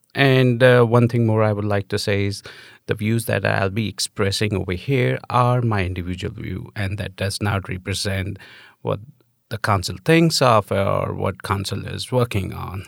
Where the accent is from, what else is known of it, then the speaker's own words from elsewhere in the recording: New Delhi, Delhi, India; moved away as an adult; now in United States; I'm an immigrant. I'm from India.